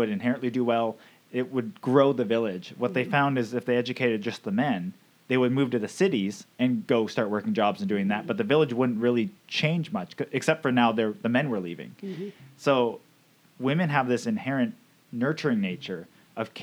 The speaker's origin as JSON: {"language": "English", "area": "Camano Island", "region": "Washington", "country": "United States", "said": "where are you from? We'd be like, Camino Island"}